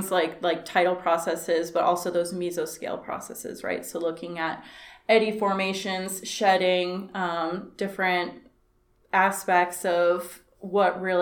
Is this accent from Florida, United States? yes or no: yes; New Smyrna Beach, Florida, United States; now in Fort Pierce, United States; I'm Florida born and raised, so I came here from New Smyrna Beach, and now I live in Fort Pierce, Florida